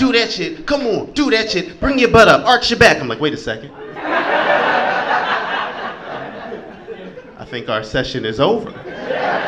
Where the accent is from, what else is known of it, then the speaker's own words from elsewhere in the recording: Philadelphia, Pennsylvania, United States; I'm from Philly.